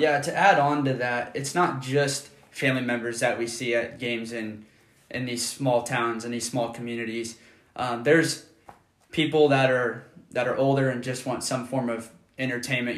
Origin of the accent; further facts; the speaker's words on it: Auburn, Nebraska, United States; I basically lived in Auburn my whole life.